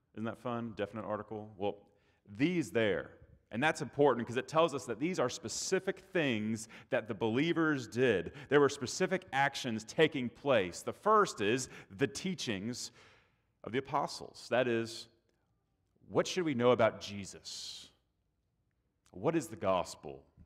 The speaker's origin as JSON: {"language": "English", "region": "Texas", "country": "United States", "moved": "yes", "said": "down here in the South, I'm from Texas, so I'm not the South"}